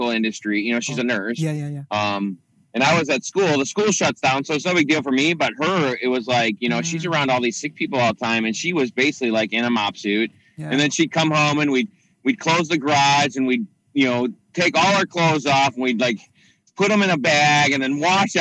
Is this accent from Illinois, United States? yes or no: yes; Chicago, Illinois, United States; I grew up in Chicago, in and out of the city